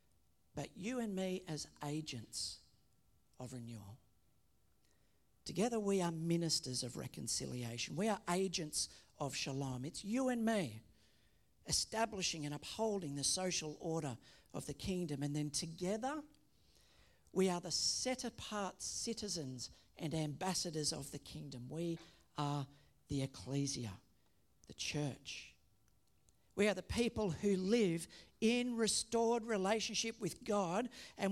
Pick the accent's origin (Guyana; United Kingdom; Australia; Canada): Australia; we say that we are Australian. That by citizenship, that we are associated with this country